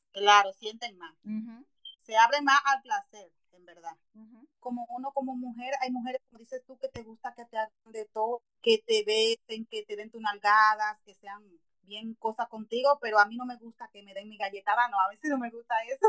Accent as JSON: {"language": "Spanish", "country": "Dominican Republic", "moved": "yes", "lives_now": "New Jersey, United States", "said": "yo soy dominicana y vivo en New Jersey, Estados Unidos"}